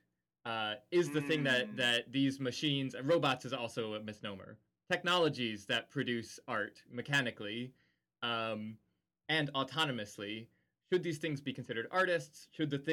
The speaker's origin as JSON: {"language": "English", "country": "United States", "said": "as an American"}